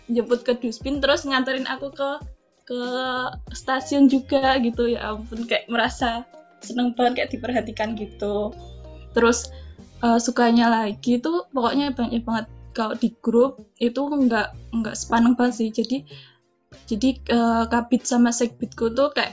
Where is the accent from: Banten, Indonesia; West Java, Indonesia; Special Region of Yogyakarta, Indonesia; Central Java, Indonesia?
Special Region of Yogyakarta, Indonesia; Yogyakarta; Kan aku kan rumahnya Jogja kan.